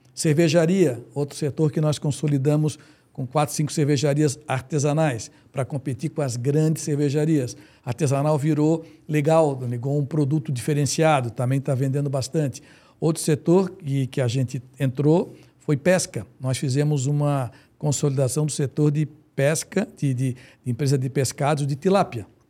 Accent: Florianópolis, Santa Catarina, Brazil; eu sou manezinho da gema

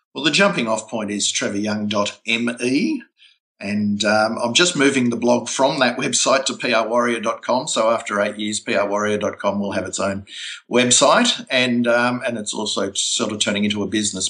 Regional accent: Melbourne, Victoria, Australia; my hometown, Melbourne

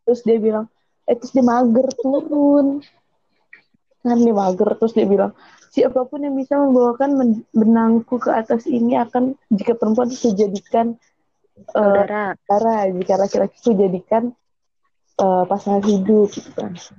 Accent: Melbourne, Victoria, Australia; moved away; gue kecil di Melbourne.

